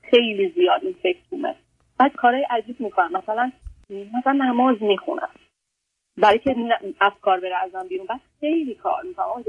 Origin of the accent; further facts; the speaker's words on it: Iran; moved away as an adult; also born or lived in Canada; من توی ایران فوق لیسانس الکترونیک خوندم بعد رفتم کانادا